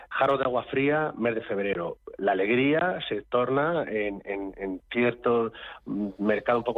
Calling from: Madrid, Community of Madrid, Spain; de Madrid.

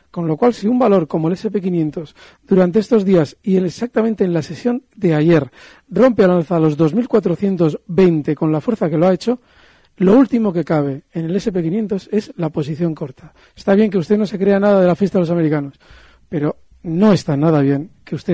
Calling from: Bilbao, Basque Country, Spain; Buenos días … de Bilbao.

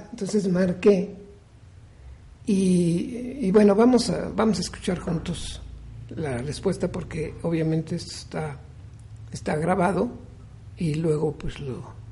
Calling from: Huamantla, Tlaxcala, Mexico; de Huamantla

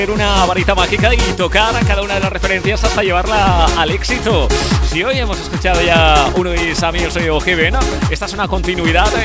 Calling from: Ribarroja, Valencian Community, Spain; Buenos días, Raúl. Buenos días, MDTeros. … de Ribarroja.

